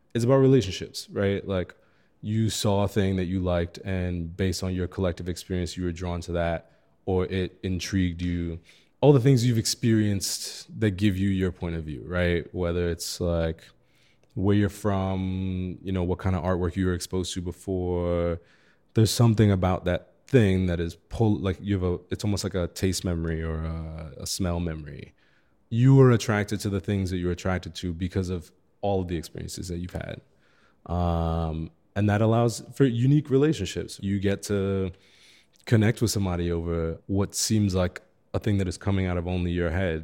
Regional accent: New York City, New York, United States; moved away as an adult; now in Chicago, United States; I grew up in Crown Heights in Brooklyn

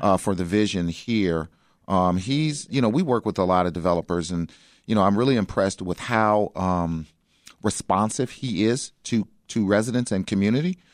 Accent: Chicago, Illinois, United States; I grew up in South Shore

